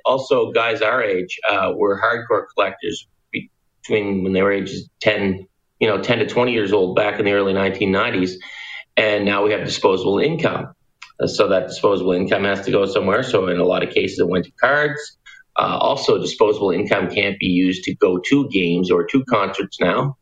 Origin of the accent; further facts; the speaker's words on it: Pictou, Nova Scotia, Canada; Will a guy from Pictou, where I'm from, drive to Moncton?